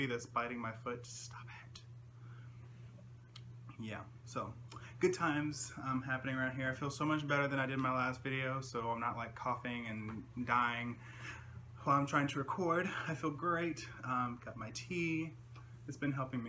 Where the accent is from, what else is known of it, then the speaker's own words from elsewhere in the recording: the Carolinas, United States; I'm from Carolina